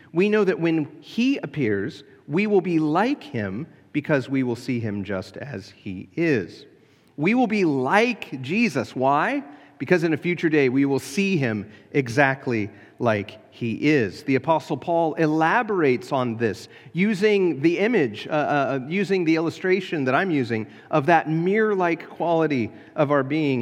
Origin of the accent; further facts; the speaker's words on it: United States; As an American Christian